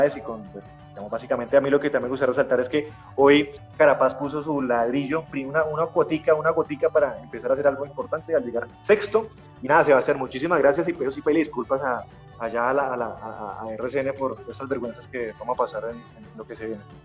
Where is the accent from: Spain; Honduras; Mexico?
Spain; Bilbao, Basque Country; yo soy de Bilbao